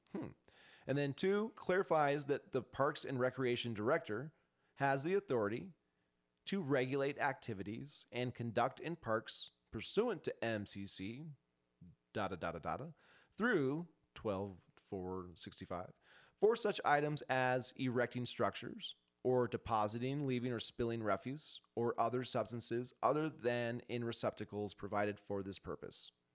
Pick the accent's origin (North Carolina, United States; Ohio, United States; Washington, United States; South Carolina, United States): Washington, United States; Spokane; now in Missoula, United States; I was born in Spokane.